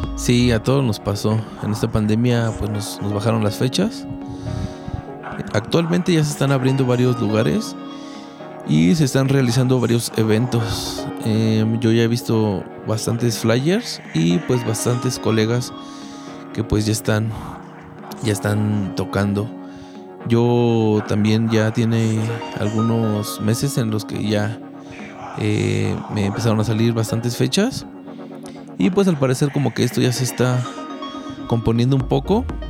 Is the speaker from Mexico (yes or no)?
yes; Mexico; esa mentalidad que tenemos como mexicanos